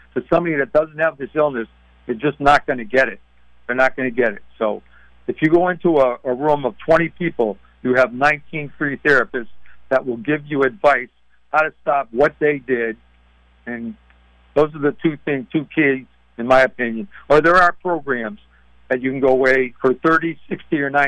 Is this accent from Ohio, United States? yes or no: no; Massachusetts, United States; my home state of the Celtics in Massachusetts